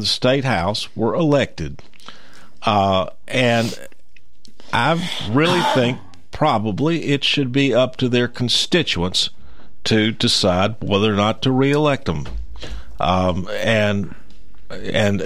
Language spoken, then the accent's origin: English; Columbia, Tennessee, United States; I'm from Columbia